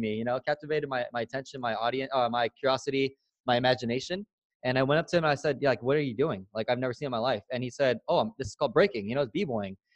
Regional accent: San Diego, California, United States; moved away as an adult; also born or lived in Alabama / Newport Beach, California; I grew up in San Diego, California, born and raised, and I grew up in the hood.

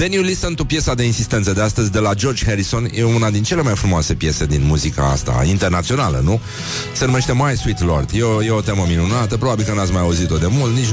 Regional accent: Romania; Eu sunt român creștin ortodox și așa rămân până la moarte.

